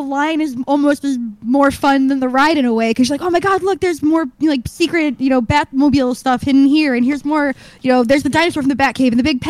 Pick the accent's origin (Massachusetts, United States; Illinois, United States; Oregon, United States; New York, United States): Illinois, United States; Chicago; I grew up in the Midwest, but I grew up by a Six Flags